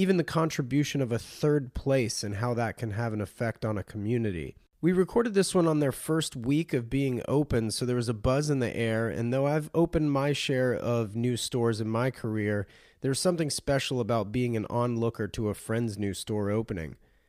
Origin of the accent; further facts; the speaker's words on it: North Carolina, United States; That's very different than the area I grew up in North Carolina, which was very monochromatic.